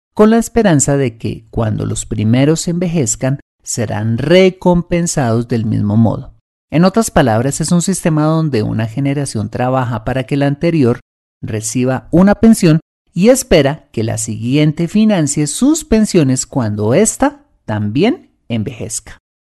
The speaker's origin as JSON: {"language": "Spanish", "country": "Colombia", "said": "mi país, Colombia"}